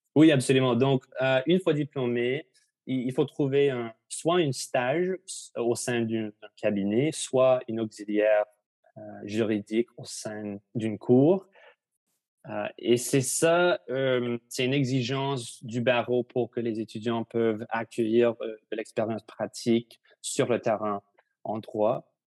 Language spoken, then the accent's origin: French; Victoria, British Columbia, Canada; also born or lived in Ottawa; now in Vancouver, Canada; je suis né à Ottawa, mais je, on a déménagé, ma famille et moi, à Victoria quand j'avais 7 ans. Et maintenant, je habite à, à Vancouver